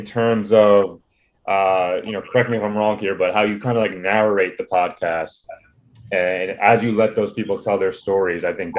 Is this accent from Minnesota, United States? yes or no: no; New Jersey, United States; we're from Jersey